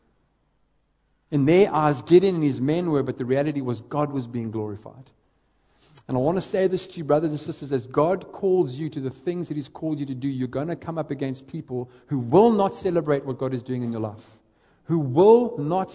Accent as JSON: {"language": "English", "town": "East London", "region": "Eastern Cape", "country": "South Africa", "tie": "born or raised there", "said": "I grew up in the Eastern Cape, a little town, a little city called East London"}